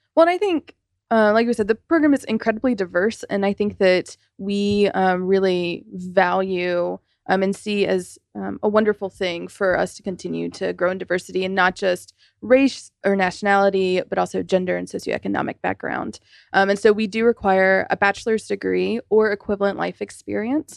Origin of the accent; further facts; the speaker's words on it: South Carolina, United States; I'm from South Carolina. I'm from sort of a very rural part